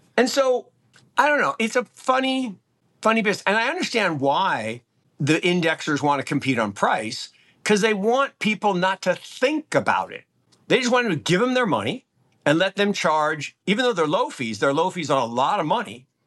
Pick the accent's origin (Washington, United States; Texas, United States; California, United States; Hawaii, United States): Washington, United States; Seattle; the early eighties where I grew up in Seattle